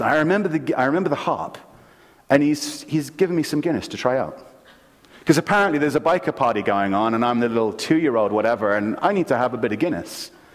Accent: London, United Kingdom; moved away; I grew up in London, England, and in city London.

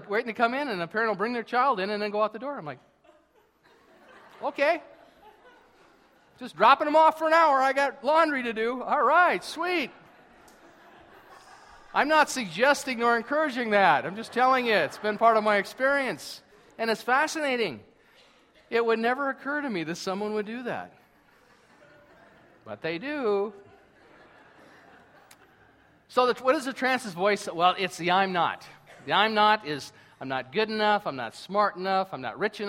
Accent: United States; now in Canada; being American

